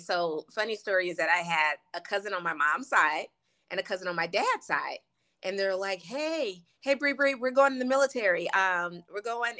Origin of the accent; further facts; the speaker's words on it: West Coast, United States; also born or lived in Louisiana; I think when I'm back home in Louisiana for a long time, you could hear it. But growing up on the West Coast, I know my mom used to always say, make sure you don't say ain't